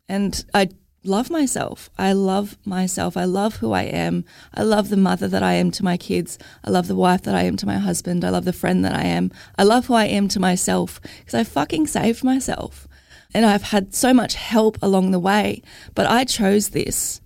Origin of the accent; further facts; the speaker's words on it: Logan, Queensland, Australia; I'm from Logan.